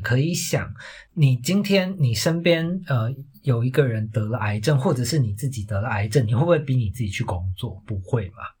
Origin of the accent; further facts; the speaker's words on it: Taiwan; moved away; also born or lived in Australia; 我那个时候就是离开了台湾这个环境